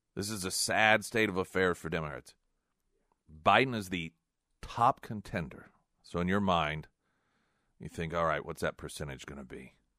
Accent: the Ozarks, United States; growing up in the Ozarks

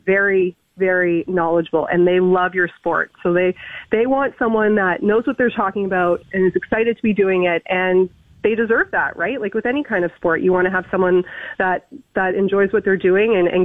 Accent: Toronto, Ontario, Canada; I was born and raised in Toronto

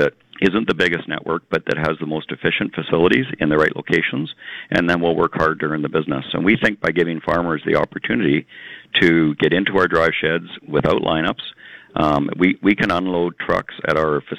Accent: Virden, Manitoba, Canada; I grew up in Verdun, Manitoba.

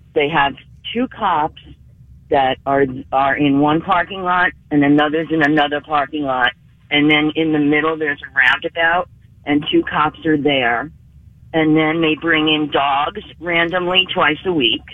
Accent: New York City, New York, United States; I grew up in the Bronx.

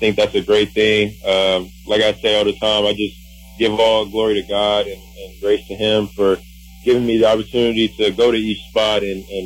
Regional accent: Milwaukee, Wisconsin, United States; I'm from Milwaukee

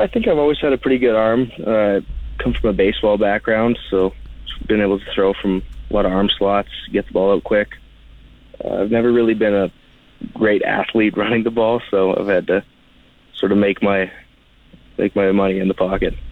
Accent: Swift Current, Saskatchewan, Canada; I'm from Swift Current, Saskatchewan.

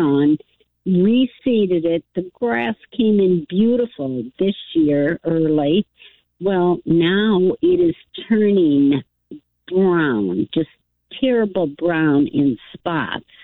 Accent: Midwest, United States; moved away; I'm from the Midwest

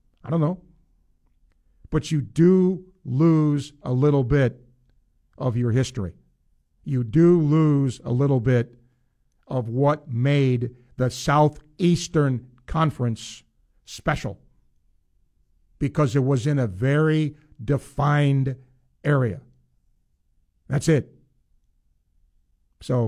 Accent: New York, United States; moved away; as a kid growing up in New York State.

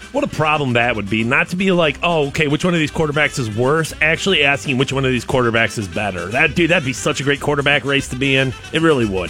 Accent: United States; I'm American

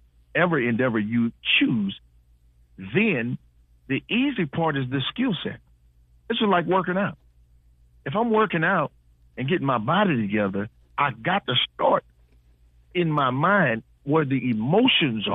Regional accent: Houston, Texas, United States; moved away; I'm originally from Houston

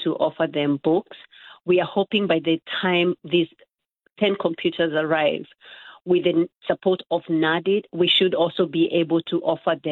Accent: Nakuru, Nakuru County, Kenya; moved away; I'm originally from Nakuru, and so growing up, I was exposed to tribal and political

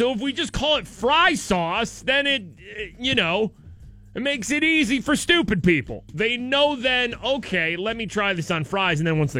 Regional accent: Idaho, United States; I'm from Idaho, and that's what people in the West eat instead of ketchup.

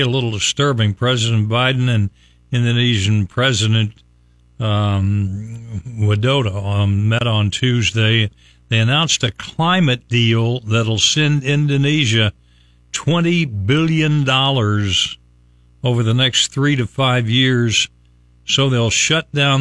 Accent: West Virginia, United States; now in Tampa Bay, United States; my home state of West Virginia

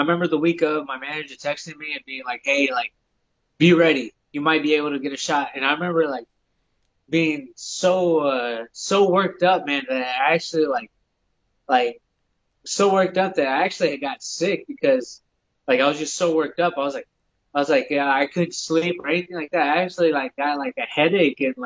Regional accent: Houston, Texas, United States; my hometown Houston fans

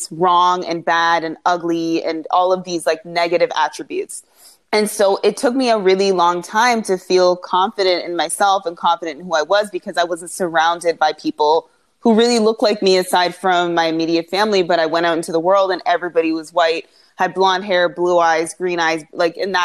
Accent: Toronto, Ontario, Canada; also born or lived in Montreal, Quebec, Canada; I was born in Montreal. I moved from Montreal when I was like a toddler. I think I was like 3 years old to a suburb in Toronto

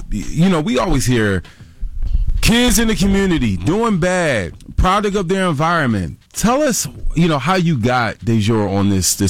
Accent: Philadelphia, Pennsylvania, United States; when growing up in Philly, there used to be just like six schools.

